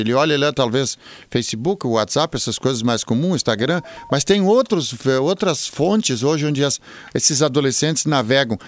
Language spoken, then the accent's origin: Portuguese; Venâncio Aires, Rio Grande do Sul, Brazil; sou natural de Venâncio Aires, capital nacional do chimarrão